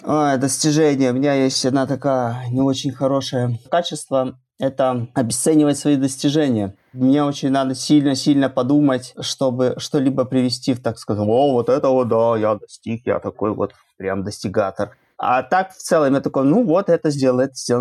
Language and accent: Russian; Belarus; Я из Беларуси